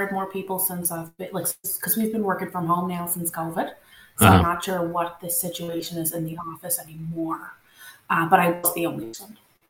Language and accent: English; Nova Scotia, Canada; first language French; English is a second language; growing up in Nova Scotia, so you're surrounded by English, like the TV's in English, the radio's in English. So you kind of didn't have a choice to learn, even though I speak French at home with my parents.